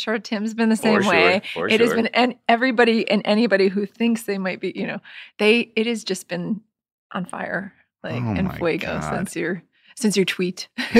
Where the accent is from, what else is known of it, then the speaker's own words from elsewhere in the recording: Scranton, Pennsylvania, United States; I'm from Scranton